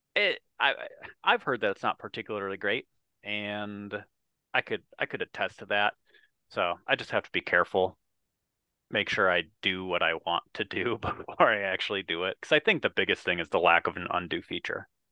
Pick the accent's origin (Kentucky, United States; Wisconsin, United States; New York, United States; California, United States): Wisconsin, United States; I am from Wisconsin